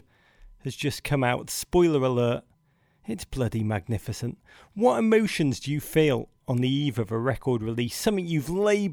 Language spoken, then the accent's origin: English; Liverpool, North West England, United Kingdom; accent: English; I grew up in Liverpool, England